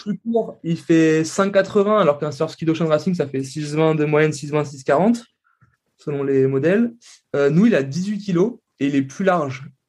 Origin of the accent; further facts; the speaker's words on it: Tours, Centre-Val de Loire, France; moi, je viens de Tours.